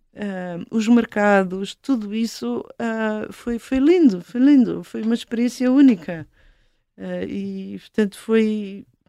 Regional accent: Portugal; de onde é que tu és? Portugal

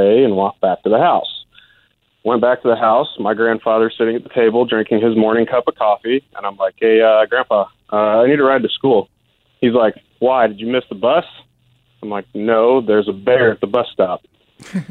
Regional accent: Alaska, United States; I grew up in Alaska

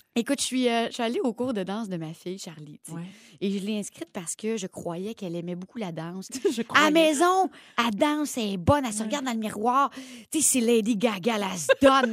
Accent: Drummondville, Quebec, Canada; accent: Drummondville; mon bon québécois et mon accent de Drummondville

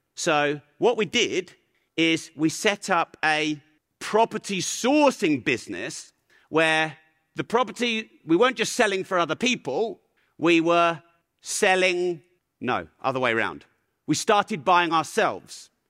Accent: Peterborough, East of England, United Kingdom; I'm from Peterborough. Swearing is our grammar. That's how I was raised.

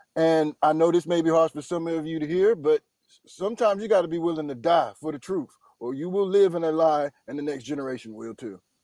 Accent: Durham, North Carolina, United States; now in Los Angeles, United States; I'm from Durham, North Carolina.

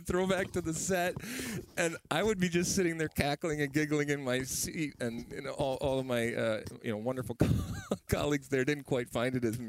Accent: Detroit, Michigan, United States; I grew up in Detroit, and so we used to be able, when you could just go back and forth, we'd go over there

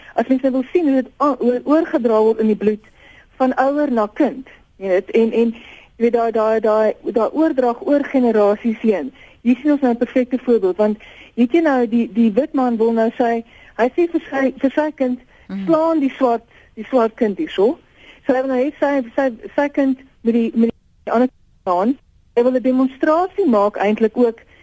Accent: South Africa; ons as Suid-Afrikaners

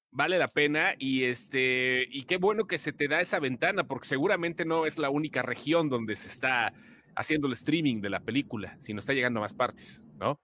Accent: Guanajuato, Mexico; nosotros que somos de Guanajuato

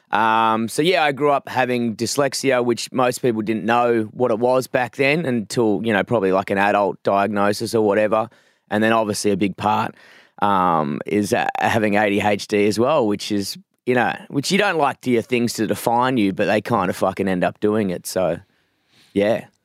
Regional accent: Perth, Western Australia, Australia; moved away as an adult; now in Melbourne, Australia; I grew up in a, a s, like a, a small town, I wouldn't say town, a small suburb, like a very suburban town called Forest Field, um, which is kind of inland from Perth

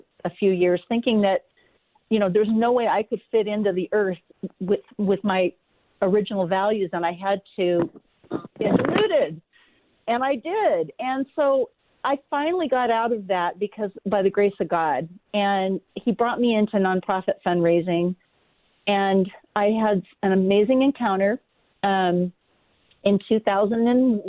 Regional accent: California, United States; moved away; my husband and I were born and raised in California, lived there 55 years.

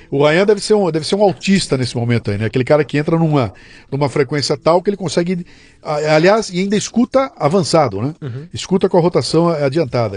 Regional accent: São Paulo, Brazil; quando era moleque, eu morava em São Paulo

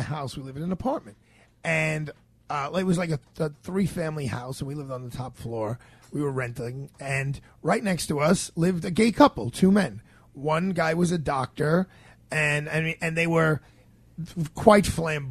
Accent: New York City, New York, United States; growing up in Bay Ridge, Brooklyn, there's such diversity. And I love the neighborhood I grew up in and I live in.

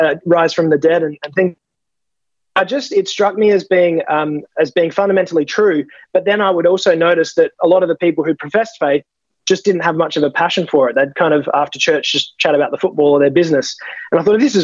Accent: Adelaide Hills, South Australia, Australia; I'm just a mere humble country lad. I come from the Adelaide Hills. I was raised by very godly parents

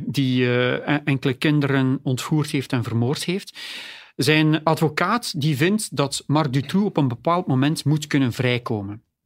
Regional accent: Oudenaarde, Flanders, Belgium; Ik ben zelf van Oudenaarde

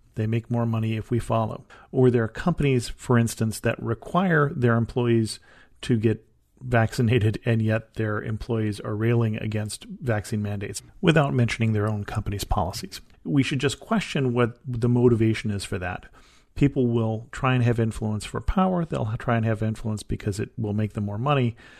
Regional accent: United States; as an American

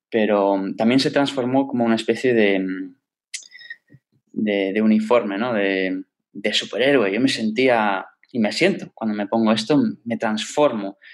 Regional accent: Toronto, Ontario, Canada; moved away; Yo crecí en, Canadá, en Toronto

